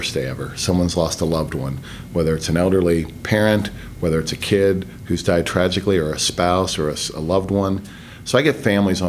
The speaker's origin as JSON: {"language": "English", "town": "Gastonia", "region": "North Carolina", "country": "United States", "tie": "born or raised there", "also_born_or_lived": "Bay City, Texas / Pampa, Texas / Houston, Texas / Fayetteville, North Carolina", "moved": "as an adult", "lives_now": "Georgia, United States", "said": "grew up in Gastonia, moved to Fayetteville, North Carolina, sort of from seventh grade to my junior year, and came back to Gastonia. So that's where I graduated from"}